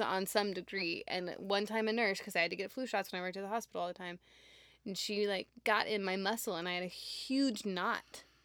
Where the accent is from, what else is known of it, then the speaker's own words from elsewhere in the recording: Houston, Texas, United States; also born or lived in Dallas; I'm from Houston